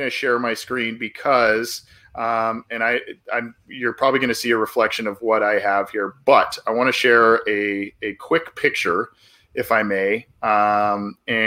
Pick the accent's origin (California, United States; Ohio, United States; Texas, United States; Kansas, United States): California, United States; Southern; two guys born and raised in Southern California